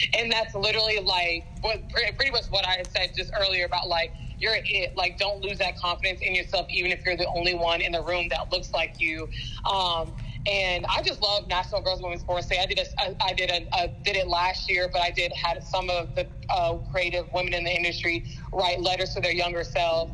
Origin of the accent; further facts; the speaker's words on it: Fayetteville, Georgia, United States; moved away as an adult; also born or lived in Elon, North Carolina / Hattiesburg, Mississippi; I'm originally from Fayetteville, Georgia